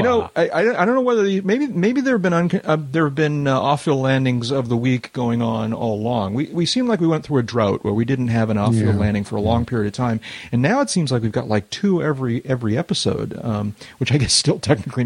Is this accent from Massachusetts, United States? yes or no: yes; Boston, Massachusetts, United States; I actually remember him from growing up in Boston.